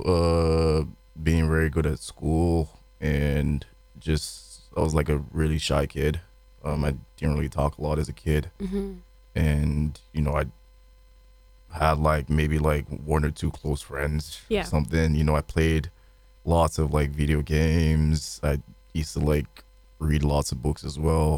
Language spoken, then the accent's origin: English; Lagos, Nigeria; accent: Nigerian; moved away as an adult; I was born in Lagos, Nigeria.